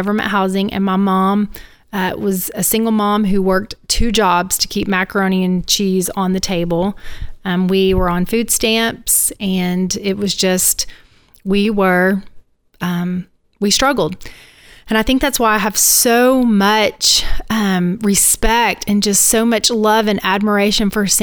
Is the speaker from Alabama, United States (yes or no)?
yes; Northeast Alabama, United States; moved away as an adult; also born or lived in Mobile, Alabama; now in Tampa, United States; I grew up in Northeast Alabama